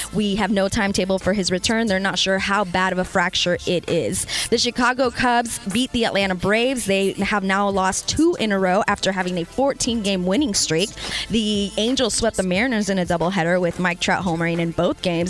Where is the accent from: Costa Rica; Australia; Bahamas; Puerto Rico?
Costa Rica; moved away; my home country of Costa Rica